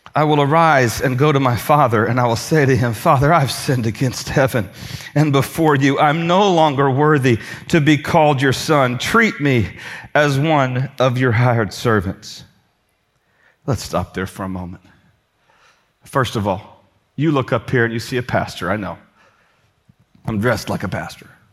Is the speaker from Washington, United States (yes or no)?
no; Indiana, United States; moved away; I'm from Indiana.